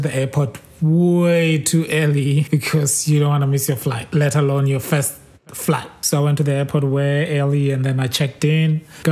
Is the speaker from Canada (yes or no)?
no; Botswana; moved away as an adult; now in United States; I'm from Botswana and now I live in the US